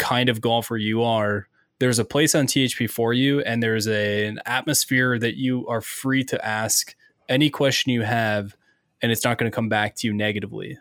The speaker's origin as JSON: {"language": "English", "region": "Ontario", "country": "Canada", "tie": "born or raised there", "moved": "yes", "lives_now": "Ohio, United States", "said": "growing up in Ontario, Canada"}